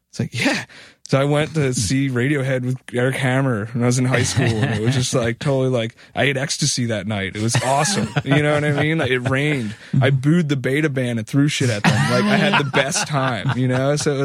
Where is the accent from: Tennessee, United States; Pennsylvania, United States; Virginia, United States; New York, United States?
Pennsylvania, United States; Philadelphia; growing up in Philly, I mean, I went to high school